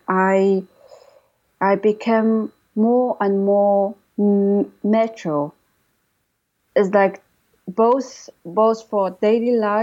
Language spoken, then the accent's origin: English; China; English is a second language; moved away as an adult; now in London, United Kingdom